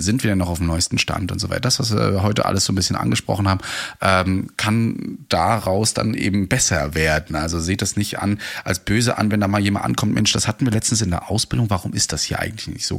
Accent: Mecklenburg-Vorpommern, Germany; bei uns in MV

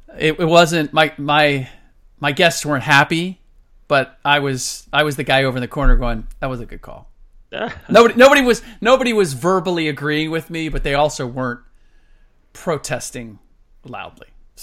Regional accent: Midwest, United States; Midwestern boy, that being me, born and raised in the Midwest.

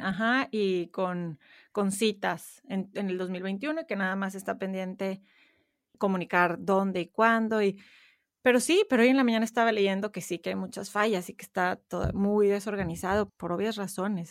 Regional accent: Monterrey, Nuevo León, Mexico; moved away as an adult; now in Houston, United States; crecí en Monterrey, México

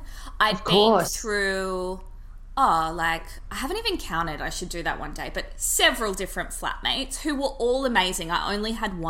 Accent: Sydney, New South Wales, Australia; also born or lived in Byron Bay; I grew up in Bondi

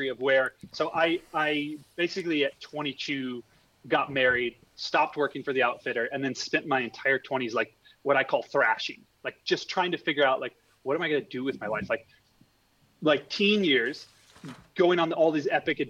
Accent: Montana, United States; I grew up in Montana, just south of Glacier National Park

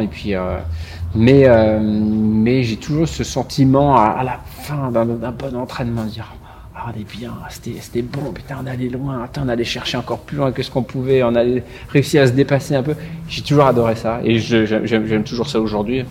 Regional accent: Provence-Alpes-Côte d'Azur, France; chez moi en Provence

